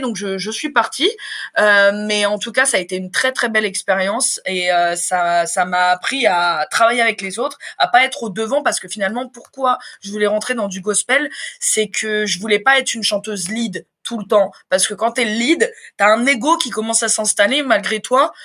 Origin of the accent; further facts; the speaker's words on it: Évreux, Normandy, France; moved away as an adult; also born or lived in Dreux; now in Paris, France; je suis originaire de Normandie, je suis née à Dreux, j'ai passé toute ma scolarité en Normandie à Évreux, et je suis arrivée à Paris en 2019